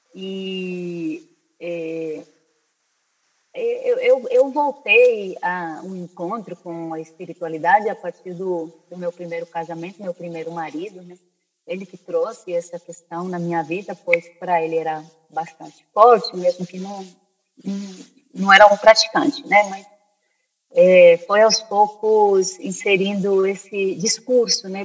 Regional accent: Spain; moved away; also born or lived in Brazil; eu eu cresci, eu nasci no Brasil, mas eu cresci na Espanha

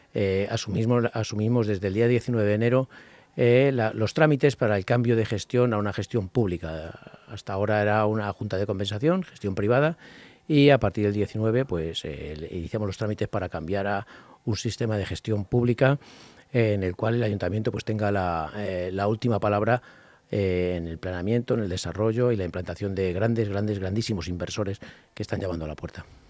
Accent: Parla, Community of Madrid, Spain; los vecinos y vecinas que viven allí somos tan madrileños como los de Las Rozas

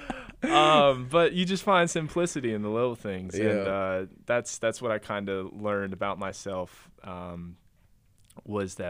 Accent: North Carolina, United States; I'm from North Carolina. I don't live in New York

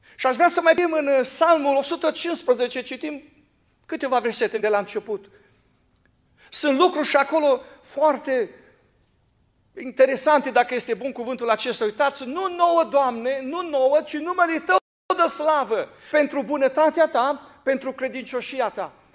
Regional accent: Fodora, Sălaj County, Romania; mă trag din Fodora, județul Sălași.

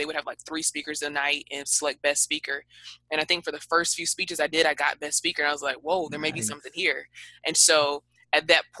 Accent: the South, United States; because I'm from the South and I'm, you know, in that whole that whole era where we say like way too much

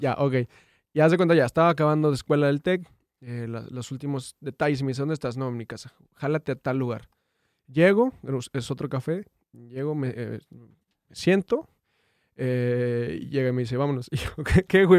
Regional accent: Durango, Mexico; moved away as an adult; now in Monterrey, Mexico; Yo soy de Durango

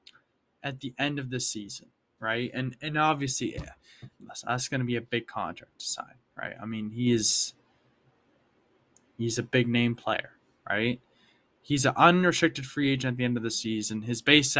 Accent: Boston, Massachusetts, United States; I wish I could have won a title for my hometown team

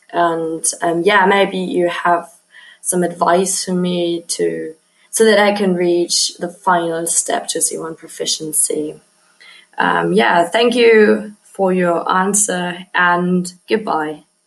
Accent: Germany; English is a second language; from Germany

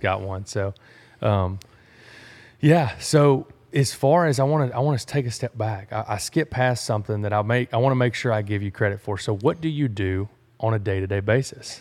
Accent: Sour Lake, Texas, United States; I'm from Sour Lake, Texas

